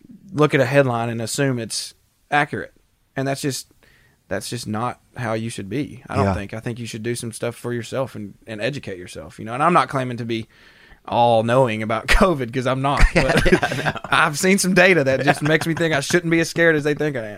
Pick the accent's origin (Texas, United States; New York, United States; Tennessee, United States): Tennessee, United States; accent: redneck